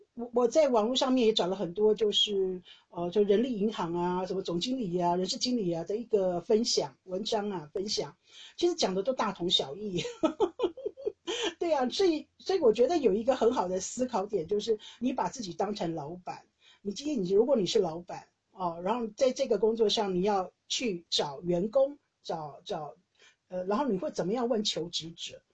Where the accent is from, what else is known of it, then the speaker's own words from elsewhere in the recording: Taiwan; moved away as an adult; now in Netherlands; 我是台湾人